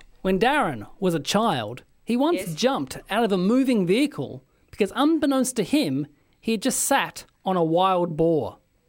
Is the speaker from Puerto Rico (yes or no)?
no; Tasmania, Australia; I grew up in Tassie